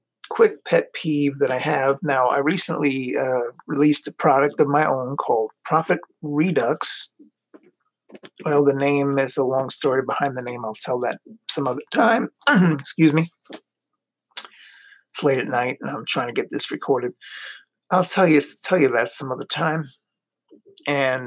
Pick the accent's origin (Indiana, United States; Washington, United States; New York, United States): New York, United States; New York City; moved away as an adult; also born or lived in Long Island, New York / Florida; now in Ohio, United States; I grew up in New York City, Queens, to be exact. I'm a Queens boy